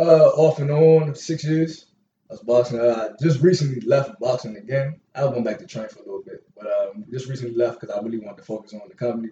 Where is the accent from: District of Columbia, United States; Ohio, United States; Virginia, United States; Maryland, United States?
District of Columbia, United States; Washington; Born and raised in Northeast Washington D.C.